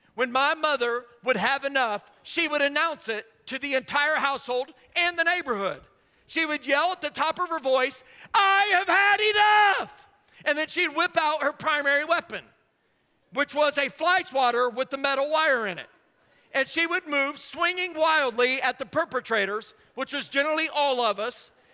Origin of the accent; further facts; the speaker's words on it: Indiana, United States; I grew up in Indiana